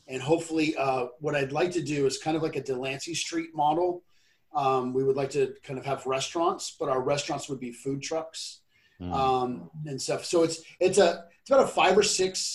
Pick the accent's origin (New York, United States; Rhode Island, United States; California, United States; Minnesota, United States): California, United States; well, I'm from California and I live in San Mateo County area.